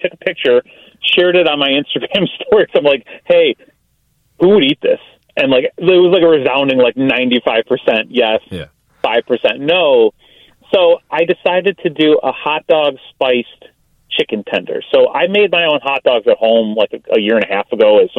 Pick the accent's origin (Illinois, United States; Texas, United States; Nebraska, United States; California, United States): Illinois, United States; Chicago; I grew up in Southside, so, like, Palermo's is a pizzeria I ate growing up all the time